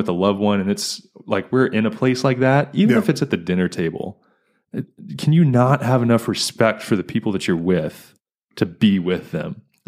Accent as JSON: {"language": "English", "region": "East Coast", "country": "United States", "lives_now": "Fort Wayne, United States", "said": "I'm not from Fort Wayne. I wasn't one of those mm-hmm. people that were born and raised here. Moved here from the East Coast."}